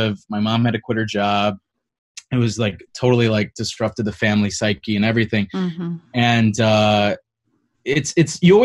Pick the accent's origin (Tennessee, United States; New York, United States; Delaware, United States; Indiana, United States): Indiana, United States; East Chicago; I am originally from Northwest Indiana, East Chicago, Hammond